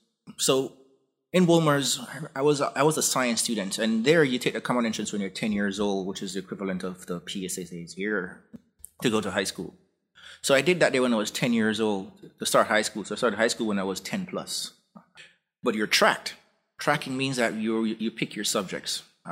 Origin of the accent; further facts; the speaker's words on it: Jamaica; I grew up in Jamaica.